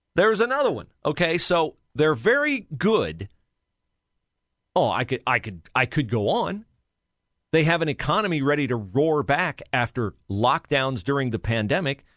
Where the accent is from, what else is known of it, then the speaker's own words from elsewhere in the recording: West Liberty, Ohio, United States; moved away as an adult; also born or lived in Cleveland, Ohio / Troy, Ohio; now in Columbus, United States; my home area, reaches up to my hometown, West Liberty, Ohio